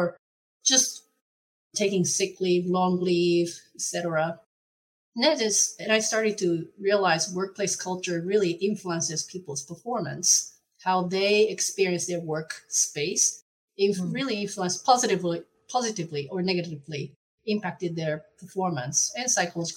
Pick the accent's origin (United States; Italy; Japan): Japan; moved away as an adult; now in Netherlands; I'm originally from Japan, but I've been living in the Netherlands since 2010.